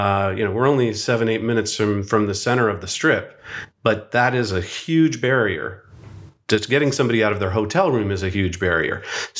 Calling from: Venice Beach, California, United States; Today, I am joining you from Venice Beach, California. But my life is sort of spread across the country.

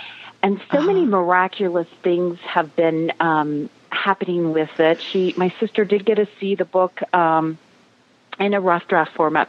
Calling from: North Carolina, United States; I'm calling from the Blue Ridge Mountains in North Carolina.

